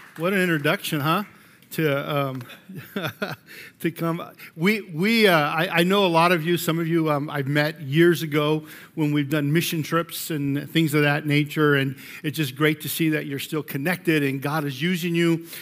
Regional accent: Colorado, United States; I'm from Colorado

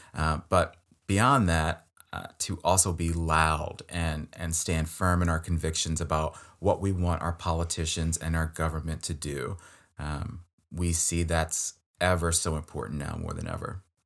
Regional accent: Maryland, United States; I'm from Maryland, like, this is my home state

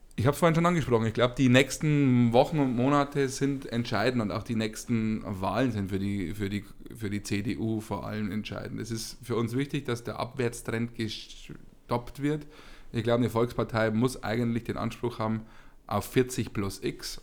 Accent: Bavaria, Germany; bei uns in Bayern

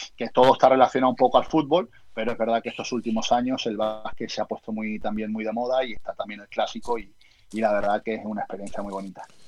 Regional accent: Marbella, Andalusia, Spain; moved away as an adult; also born or lived in Uruguay; de mi pueblo, de Marbella

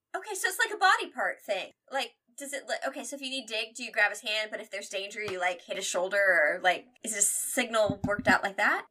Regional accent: Midwest, United States; We're from the Midwest

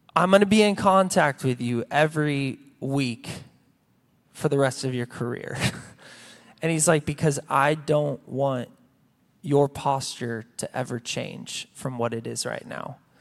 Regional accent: United States; I had been, uh, at a church, uh, here in my hometown for, forever

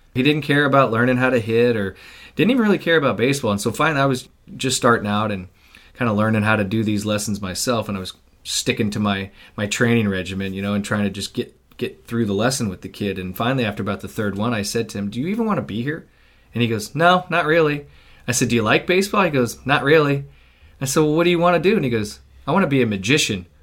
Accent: Midwest, United States; I grew up in the Midwest

